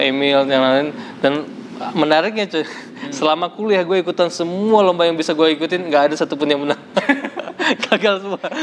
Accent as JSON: {"language": "Indonesian", "region": "Riau", "country": "Indonesia", "tie": "born or raised there", "also_born_or_lived": "West Sumatra / Padang", "said": "gue orang Padang uh, lahir di Sumatera Barat tapi besar di Riau"}